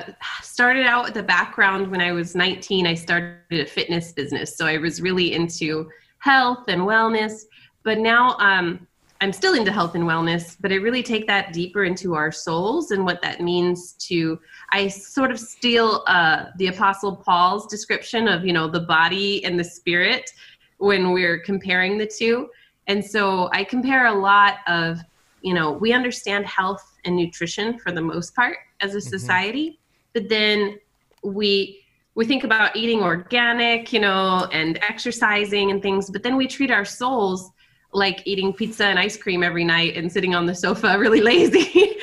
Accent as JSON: {"language": "English", "country": "Brunei", "tie": "born or raised there", "also_born_or_lived": "France", "moved": "yes", "lives_now": "United States", "said": "I lived in France for a while. I grew up in Brunei, Borneo, and went to school with the Sultan's kids. And then I've lived in a couple of states across America as well."}